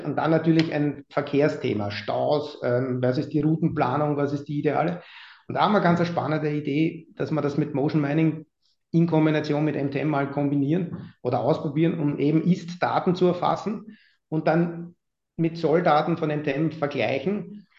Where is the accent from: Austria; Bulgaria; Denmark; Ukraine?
Austria; moved away as an adult; now in Hamburg, Germany; als Österreicher